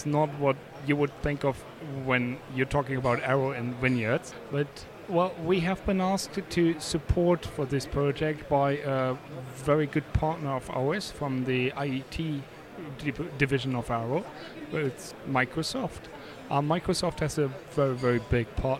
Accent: Germany; I'm from Germany

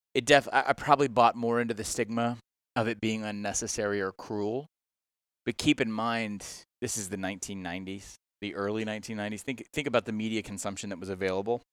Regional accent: Georgia, United States; moved away; also born or lived in Mississippi; I'm originally from Georgia

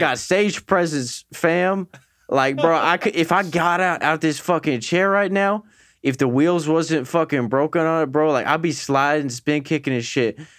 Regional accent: Wooster, Ohio, United States; I grew up in Worcester, Ohio

